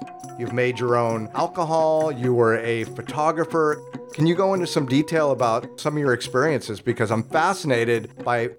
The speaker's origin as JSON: {"language": "English", "region": "Oregon", "country": "United States", "said": "I'm from Oregon"}